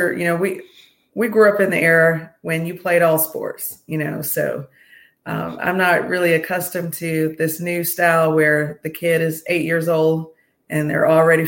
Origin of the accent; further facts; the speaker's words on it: Roseboro, North Carolina, United States; born and raised in Eastern North Carolina, Roseboro, North Carolina, and Sampson County. So grew up as a country girl